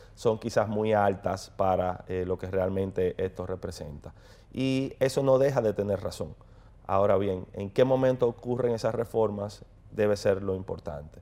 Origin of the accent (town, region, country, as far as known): Dominican Republic